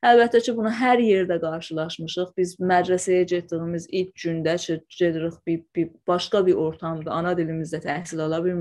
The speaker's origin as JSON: {"language": "Azerbaijani", "region": "Iranian Azerbaijan", "country": "Iran", "first_language": "Azerbaijani Turkish"}